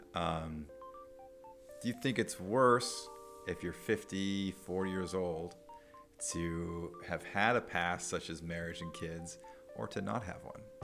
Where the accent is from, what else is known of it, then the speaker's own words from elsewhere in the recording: Nebraska, United States; moved away; also born or lived in Arizona; I'm from Nebraska, and eventually I moved to Arizona